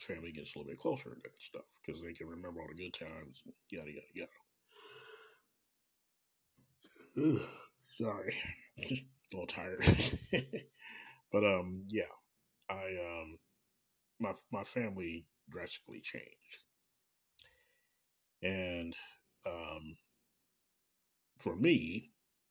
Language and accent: English; Kansas City, Missouri, United States; from Kansas City, Missouri, my hometown.